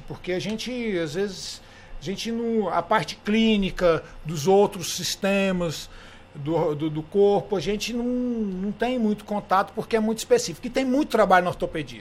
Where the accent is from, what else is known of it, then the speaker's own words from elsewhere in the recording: Gurupi, Tocantins, Brazil; also born or lived in Goiânia; sou aqui de Gurupi, na verdade sou de Goiânia, mas fui criado em Gurupi, sou tocantinense